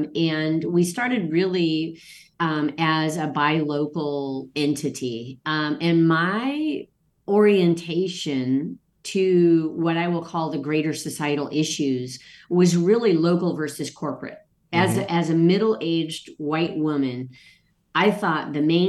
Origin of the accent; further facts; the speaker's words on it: Okinawa, Japan; born there; I was born on Okinawa